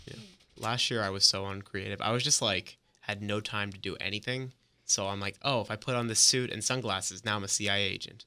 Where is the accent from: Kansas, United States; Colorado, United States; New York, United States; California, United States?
New York, United States; also born or lived in Orlando, Florida; now in Gainesville, United States; I'm originally from New York, but I moved down to Orlando a few years back